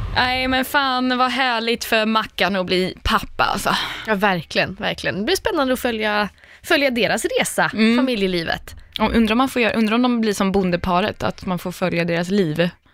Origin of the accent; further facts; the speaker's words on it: Linköping, Östergötland, Sweden; du och jag är från Linköping